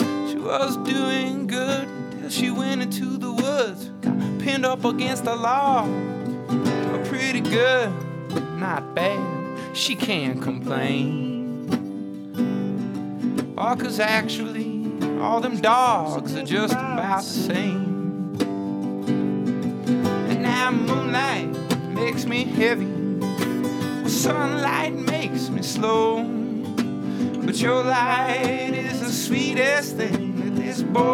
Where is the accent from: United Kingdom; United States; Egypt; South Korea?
United States; Midwest; also born or lived in Illinois / Michigan / Indiana; Yeah, I grew up in Illinois, Michigan, Indiana, Midwest, and yeah, I guess a lot of folk and traditional American stuff